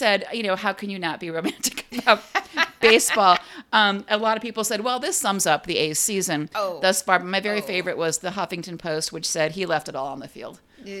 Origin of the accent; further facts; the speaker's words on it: Cleveland, Ohio, United States; moved away; my hometown, my original hometown, Cleveland Guardians.